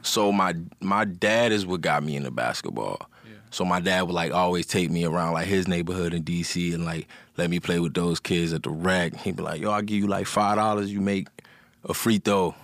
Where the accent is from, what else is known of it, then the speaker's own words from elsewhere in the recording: Montgomery County, Maryland, United States; I'm from Maryland